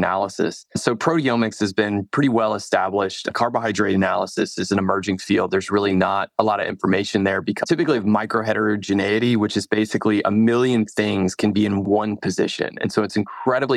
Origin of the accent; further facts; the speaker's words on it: Dallas, Texas, United States; moved away; also born or lived in Sewanee, Tennessee; I'm from Dallas, Texas. I say y'all a lot